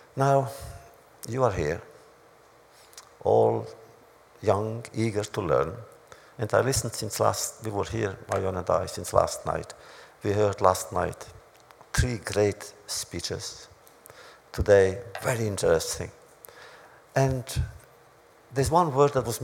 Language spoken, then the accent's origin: English; Romania; moved away; in my hometown, which was Hungary, Romania